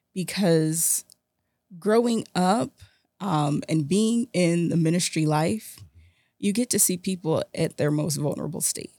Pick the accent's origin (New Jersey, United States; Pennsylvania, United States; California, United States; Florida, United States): Florida, United States; South; South Florida is my hometown